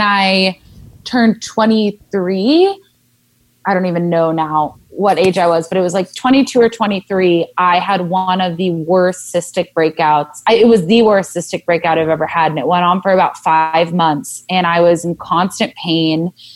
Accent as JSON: {"language": "English", "region": "Southern California", "country": "United States", "tie": "born or raised there", "said": "I grew up in Southern California"}